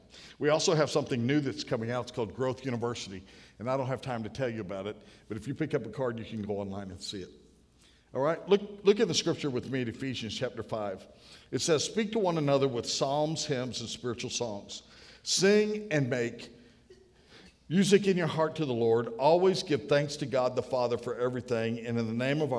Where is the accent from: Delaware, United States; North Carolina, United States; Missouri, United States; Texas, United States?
North Carolina, United States; I'm from North Carolina